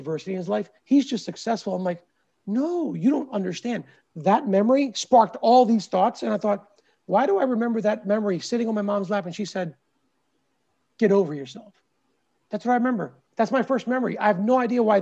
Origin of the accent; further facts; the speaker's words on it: Philadelphia, Pennsylvania, United States; also born or lived in India; I was born in India, came here when I was 3 and a half or 4. So it was one of my first memories in the U.S. being raised in the suburbs of Philadelphia